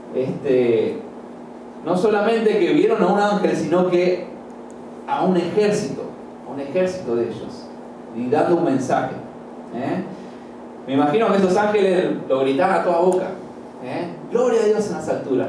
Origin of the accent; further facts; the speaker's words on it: Argentina; moved away; also born or lived in Chiriquí, Panama; Yo soy de Argentina, pero por nueve años viví en Chiriquí